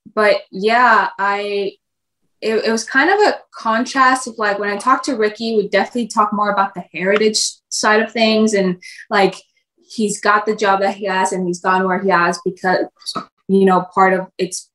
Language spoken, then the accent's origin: English; Texas, United States; also born or lived in Mexico; I was born in the States, but I started pre-K in Mexico and then we came to Texas and, you know, been here